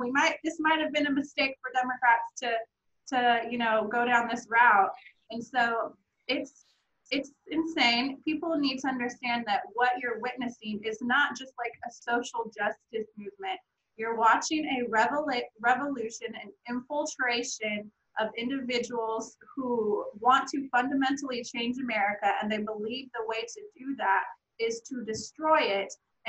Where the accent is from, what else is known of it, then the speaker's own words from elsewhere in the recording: Oregon, United States; I'm from Oregon, so I'm like, this is serious to me. This is a major city in my state that I grew up in.